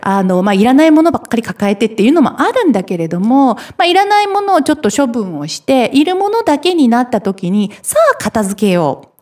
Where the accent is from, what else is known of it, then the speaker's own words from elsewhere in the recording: Hiroshima, Japan; 私、広島出身